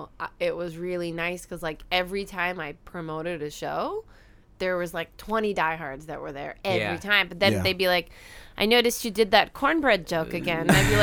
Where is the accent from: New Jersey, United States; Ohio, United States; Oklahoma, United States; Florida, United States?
New Jersey, United States; moved away as an adult; also born or lived in Virginia; now in San Diego, United States; I grew up in Jersey.